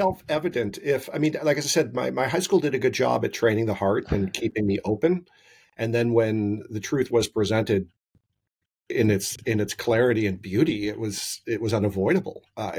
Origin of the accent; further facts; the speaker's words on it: California, United States; I grew up in California in the 70s and 80s in a typical Catholic home in California during that time period.